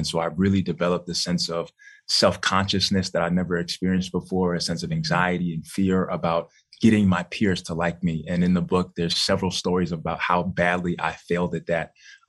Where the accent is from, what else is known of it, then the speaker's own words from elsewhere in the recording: New York City, New York, United States; Yeah, so I grew up in Bronx, New York.